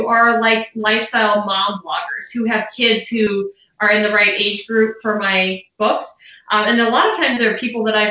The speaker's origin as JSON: {"language": "English", "town": "Chicago", "region": "Illinois", "country": "United States", "moved": "yes", "said": "I'm originally from the Chicago area-ish"}